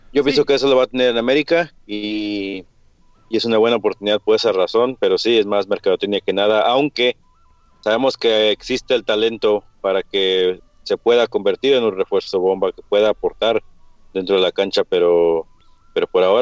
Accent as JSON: {"language": "Spanish", "town": "Houston", "region": "Texas", "country": "United States", "said": "Houston, Texas, aquí mismo. Mis padres, ambos de México, mi papá de San Luis Potosí, mi mamá de, de Jalisco. Eh, es que padres mexicanos, pero, pero yo aquí mismo"}